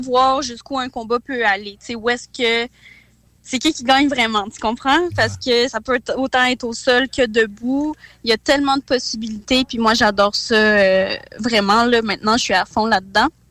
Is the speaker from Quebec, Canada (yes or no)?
yes; Quebec, Canada; also born or lived in Kazakhstan; je suis née au Kazakhstan. Puis, dans le fond, je suis d'origine russe du Kazakhstan. Euh, mais j'ai immigré ici avec mes parents quand j'avais trois ans, fait que je suis pas mal euh, un petit mix là, tu sais, québécoise